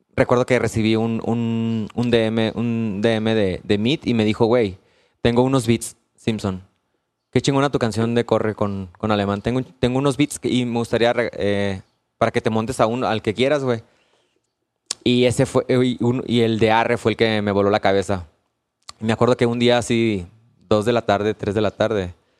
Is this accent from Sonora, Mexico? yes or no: yes; Hermosillo, Sonora, Mexico; yo soy de Hermosillo.